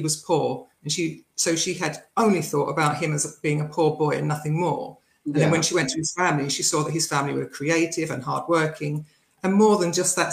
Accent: Essex, East of England, United Kingdom; moved away; also born or lived in Nottingham / London / Turkey; I was born in a very small village in a county called Essex in England. Okay. Where I grew up.

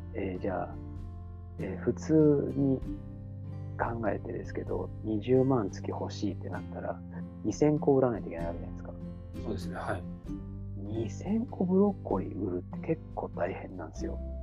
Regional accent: Hamamatsu, Shizuoka, Japan; 自分はなんか西部、浜松市出身なので

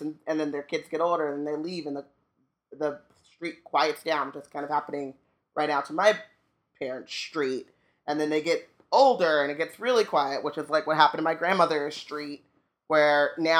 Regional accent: Orange County, California, United States; growing up in Orange County

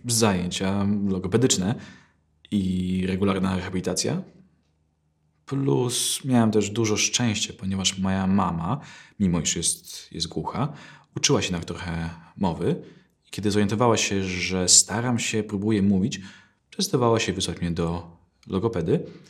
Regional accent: Poland; jestem Polakiem, tylko mam wadę wymowy

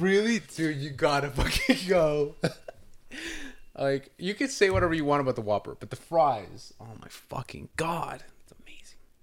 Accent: California, United States; I'm from Cali.

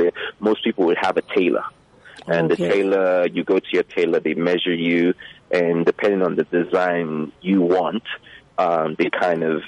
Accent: Nigeria; now in Prince George, Canada

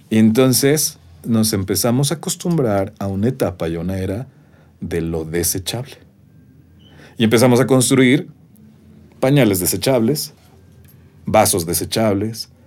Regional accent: Mexico; somos los mexicanos

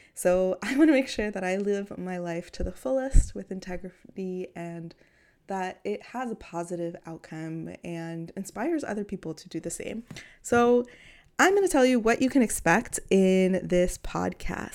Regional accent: New York City, New York, United States; I grew up in Queens, New York.

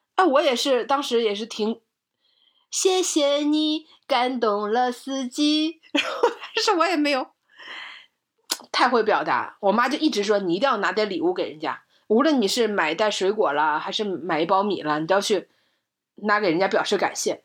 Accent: Northeast China, China; moved away; 在我小的时候，在我的老家，在东北的十八，十八线的这个小城市里

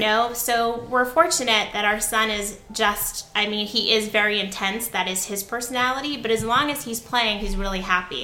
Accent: Connecticut, United States; now in New Jersey, United States; I grew up in Connecticut

